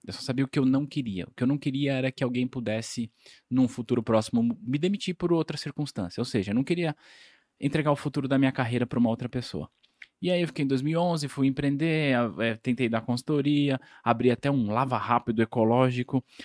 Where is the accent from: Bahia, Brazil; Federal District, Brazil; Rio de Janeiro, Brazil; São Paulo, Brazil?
São Paulo, Brazil; also born or lived in Ubatuba; eu sou de São Paulo